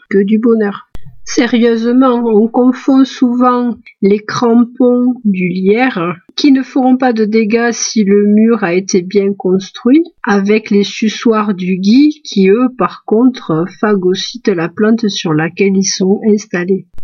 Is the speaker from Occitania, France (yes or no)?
yes; Nîmes, Occitania, France; je suis née à Nîmes, pays de canicule si l'année.